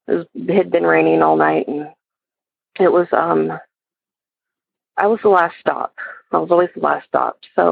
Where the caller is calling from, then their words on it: Georgia, United States; I'm calling from Georgia.